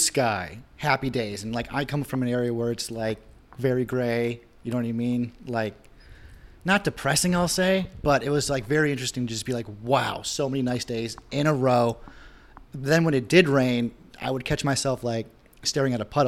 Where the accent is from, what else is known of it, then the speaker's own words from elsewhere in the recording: Western Massachusetts, United States; I'm from Massachusetts, Western Mass. So that's not the Boston part.